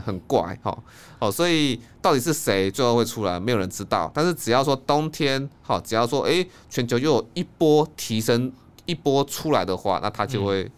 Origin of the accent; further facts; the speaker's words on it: Taiwan; 我们台湾人